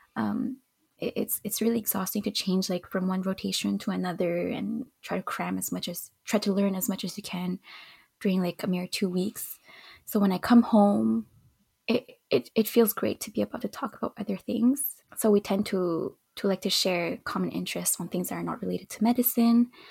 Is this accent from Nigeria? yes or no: no; Montreal, Quebec, Canada; I was born and raised in Montreal